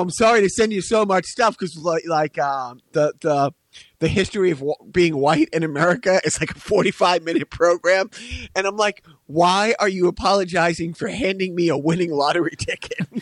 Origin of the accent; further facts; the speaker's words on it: Wilmington, United States; I grew up in Wilmington, uh, not to brag, uh, a little street called Carter Lane